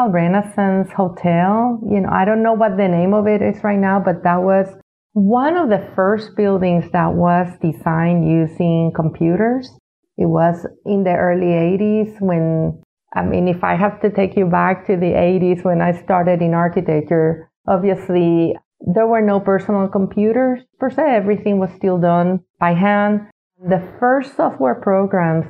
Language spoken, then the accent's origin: English; San Juan, Puerto Rico; English is a second language; moved away as an adult; Growing up in San Juan in the 60s and 70s